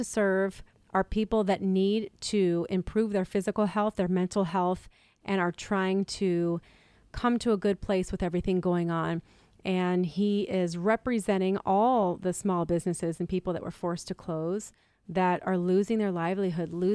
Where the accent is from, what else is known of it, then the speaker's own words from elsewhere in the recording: United States; being American